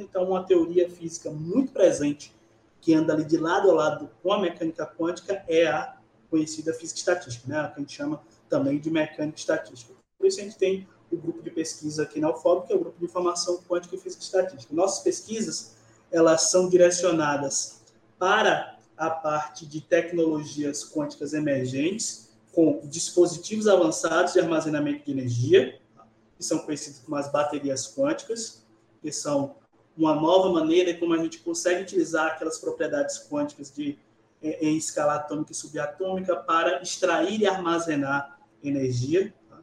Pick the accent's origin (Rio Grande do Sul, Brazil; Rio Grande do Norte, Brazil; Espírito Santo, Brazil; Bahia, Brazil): Bahia, Brazil; also born or lived in Niterói, Rio de Janeiro; now in Barreiras, Brazil; eu sou baiano da cidade de Candial, no interior da Bahia